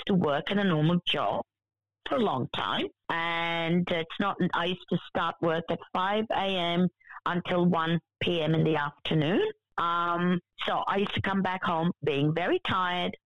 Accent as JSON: {"language": "English", "country": "India", "tie": "born or raised there", "said": "I was born in India"}